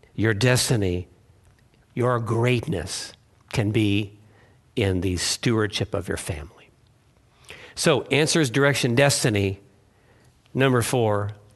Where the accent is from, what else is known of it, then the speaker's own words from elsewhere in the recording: Massachusetts, United States; I was born in Massachusetts